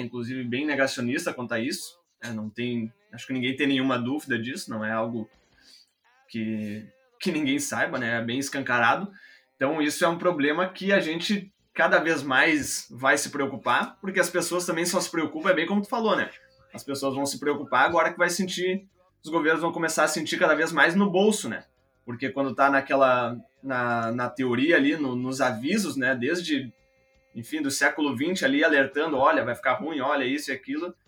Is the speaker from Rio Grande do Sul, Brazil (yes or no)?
yes; Porto Alegre, Rio Grande do Sul, Brazil; a gente é do Rio Grande do Sul, aqui de Porto Alegre